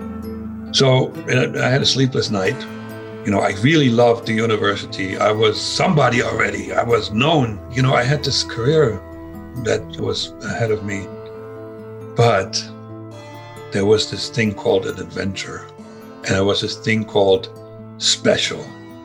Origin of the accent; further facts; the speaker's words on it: Germany; accent: German; English is a second language; moved away as an adult; also born or lived in East Germany; now in United States; my German accent